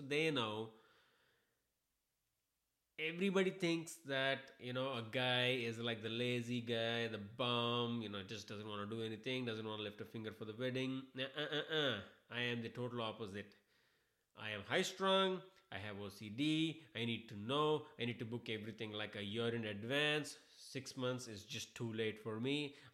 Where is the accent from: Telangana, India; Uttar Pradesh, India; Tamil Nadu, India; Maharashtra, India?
Telangana, India; Hyderabad; moved away; I am an Indian guy. I am from Hyderabad